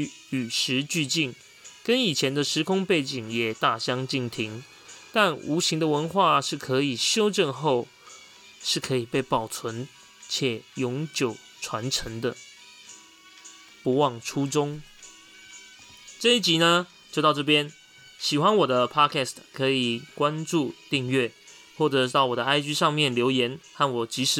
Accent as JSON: {"language": "Chinese", "region": "Taipei", "country": "Taiwan", "tie": "born or raised there", "said": "从小住在万华"}